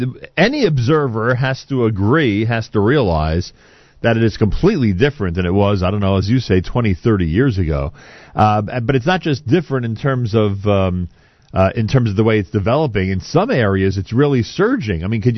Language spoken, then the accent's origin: English; New York City, New York, United States; I went to high school in the Bronx.